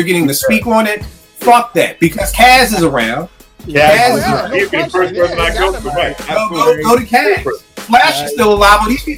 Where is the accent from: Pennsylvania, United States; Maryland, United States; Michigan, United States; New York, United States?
Pennsylvania, United States; Philadelphia; when we growing up in Philly, I'm sure it's like this in every place. In Philly, your old head's job was to school you